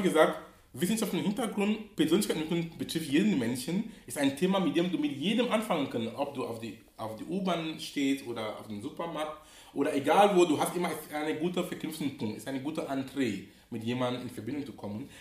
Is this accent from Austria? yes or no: no; Cameroon; now in Hamburg, Germany; wo ich herkomme, oder, komme, oder in Kamerun, wo ich gebürtig bin